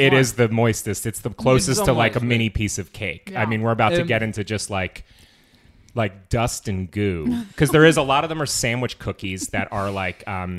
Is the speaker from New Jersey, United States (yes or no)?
yes; New Jersey, United States; born there; also born or lived in Massachusetts; I was born in New Jersey, but my dad was like New York, New Jersey, and Italian. And so even when we moved to Massachusetts, we used to like seek out bakeries in New York